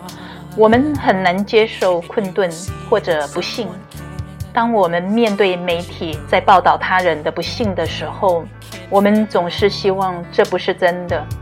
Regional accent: Nantou County, Taiwan; 我的家乡台湾南投发生二十世纪末台湾最大的地震

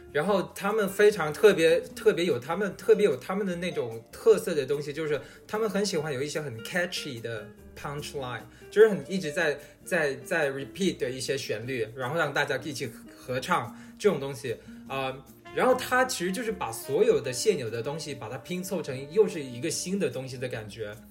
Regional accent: China; moved away as an adult; now in United States; 即使咱们知道我是中国人

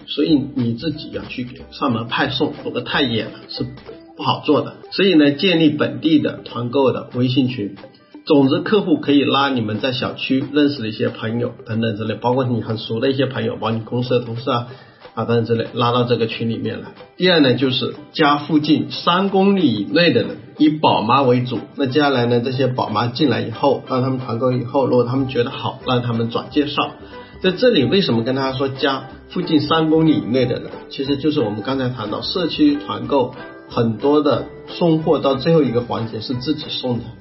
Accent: Ganzhou, Jiangxi, China; 我老家是江西赣州那边，是不是？那我们再小一点是南康啊

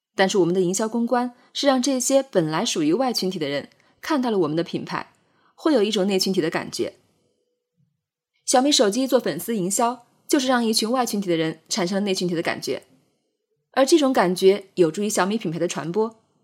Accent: Jiangxi, China; 我会先说自己是江西人

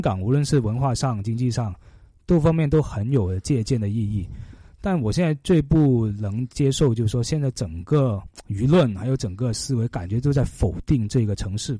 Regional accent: China; 我们中国人

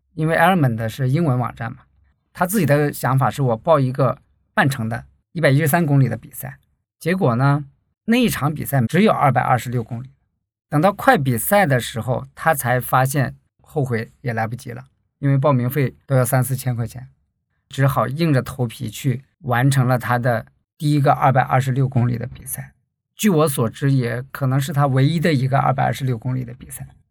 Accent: Heilongjiang, China; moved away as an adult; now in Guangzhou, China; 我呢是出生在黑龙江，大学毕业后就到广州工作了，主要从事内部审计的工作

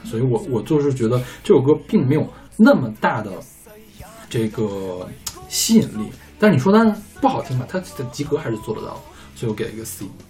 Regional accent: China; 我们大陆这边翻译成叫《如龙》系列

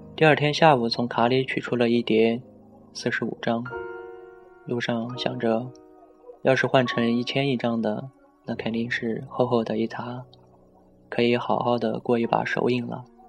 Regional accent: Xinjiang, China; moved away; 从家乡给他带了一些新疆的特产

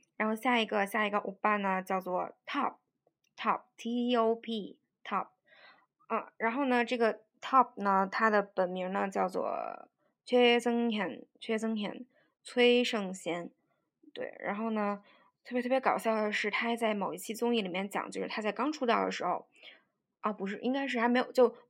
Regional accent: China; 我们作为中国人能用非常标准的英语念出来的这些单词呢

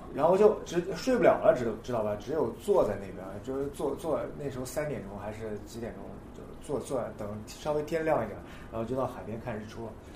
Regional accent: Nanjing, Jiangsu, China; 我来自南京，滑板二十年

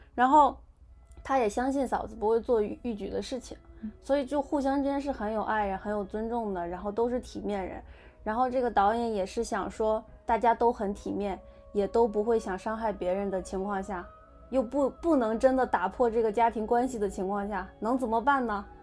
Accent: China; 我们就是出生在中国的西方人

